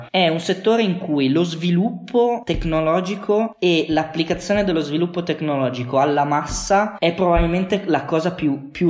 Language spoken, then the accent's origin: Italian; Piedmont, Italy; also born or lived in Luxembourg / Forlì / Berlin; now in Turin, Italy; io sono nato in Lussemburgo